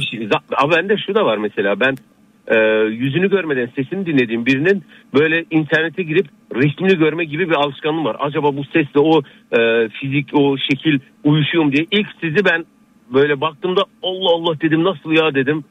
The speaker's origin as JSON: {"language": "Turkish", "region": "Iğdır", "country": "Turkey", "moved": "yes", "lives_now": "Burhaniye, Turkey", "said": "aslen Iğdırlıyım. Balıkesir Burhaniye'de oturuyorum"}